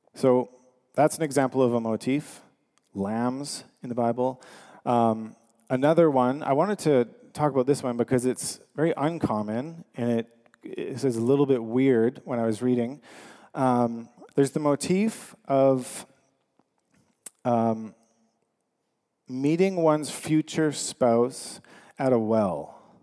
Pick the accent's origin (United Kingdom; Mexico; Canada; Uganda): Canada; we are Canadian